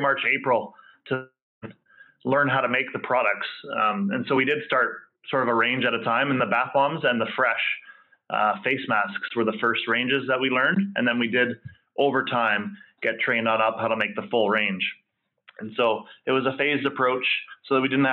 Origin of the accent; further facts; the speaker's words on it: West Coast of Vancouver Island, British Columbia, Canada; I came from the West Coast of Vancouver Island